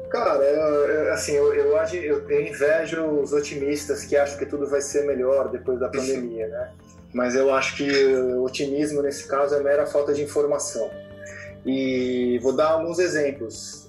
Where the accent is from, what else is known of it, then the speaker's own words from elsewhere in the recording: São Paulo, Brazil; eu sou de São Paulo